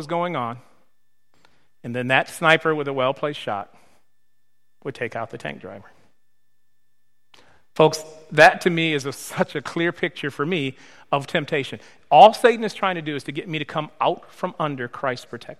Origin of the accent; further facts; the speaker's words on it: Michigan, United States; moved away; But I'm from Michigan.